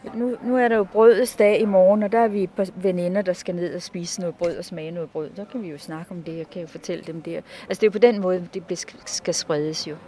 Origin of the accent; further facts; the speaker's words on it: Copenhagen, Capital Region of Denmark, Denmark; moved away as an adult; now in Jyderup, Denmark; jeg er københavner, Jeg kommer fra København, er gået i skole i København og vokset op i København.